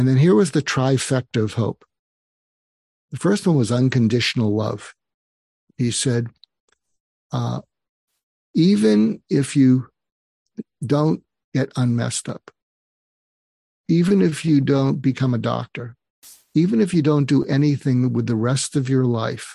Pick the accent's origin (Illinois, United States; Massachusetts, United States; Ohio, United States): Massachusetts, United States; Boston; moved away; I grew up in Boston